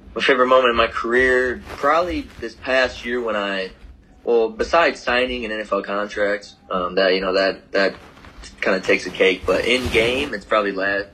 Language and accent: English; Michigan, United States; moved away; born and raised in Michigan